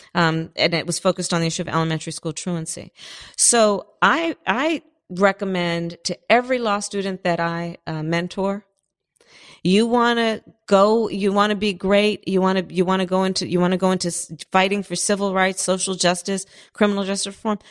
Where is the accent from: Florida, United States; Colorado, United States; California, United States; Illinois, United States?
California, United States; Berkeley; also born or lived in Oakland; I was born in Oakland and I grew up in Berkeley in the flatlands on the other side of the tracks